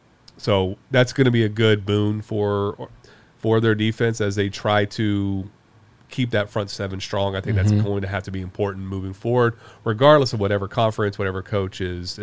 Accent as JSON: {"language": "English", "town": "Houston", "region": "Texas", "country": "United States", "tie": "born or raised there", "said": "I grew up in Houston in the mid-90s. And so I was a diehard Rockets fan."}